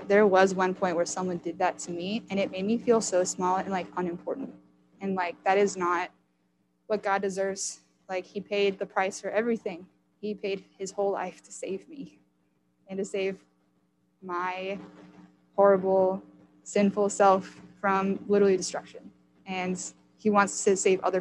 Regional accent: United States; I'm an American

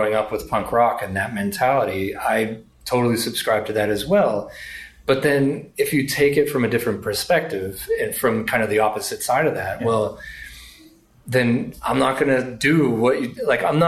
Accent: Lawrence, Massachusetts, United States; I grew up in Lawrence, Mass

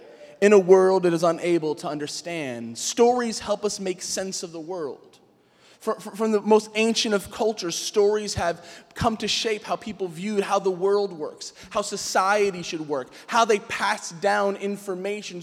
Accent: New York City, New York, United States; I grew up in Queens

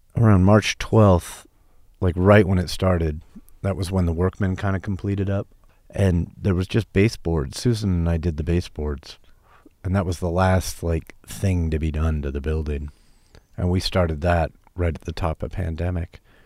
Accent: Portland, Oregon, United States; moved away as an adult; also born or lived in Seattle; I was from Portland, Oregon. I moved to Seattle to go to college in nineteen eighty-nine.

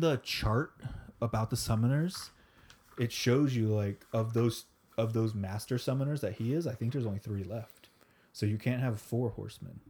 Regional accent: Florida, United States; we're from Florida

